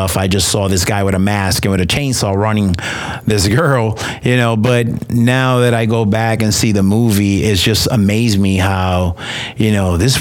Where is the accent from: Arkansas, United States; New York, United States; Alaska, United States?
New York, United States; now in Texas, United States; I'm from New York